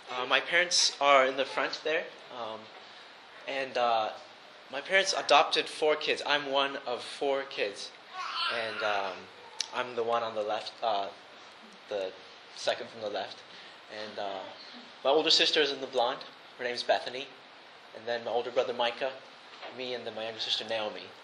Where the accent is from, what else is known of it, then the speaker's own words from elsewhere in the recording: Japan; And because of that, I grew up in Japan and instead of going to a boarding school, my parents sent me to the local Japanese school.